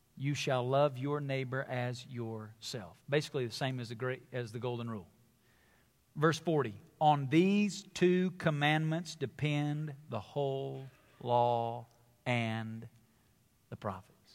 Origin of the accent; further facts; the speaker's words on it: the South, United States; I come from the South. It's where I was born and raised